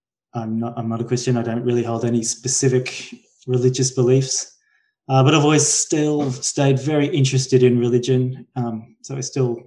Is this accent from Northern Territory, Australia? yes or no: no; Brisbane, Queensland, Australia; I'm from Brisbane in Australia, which is the third biggest city